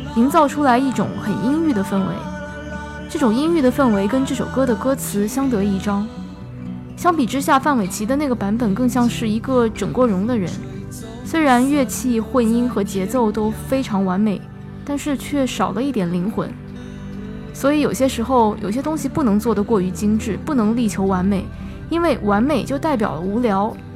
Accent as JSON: {"language": "Chinese", "region": "Shanghai", "country": "China", "tie": "born or raised there", "said": "我小时候是在上海长大的"}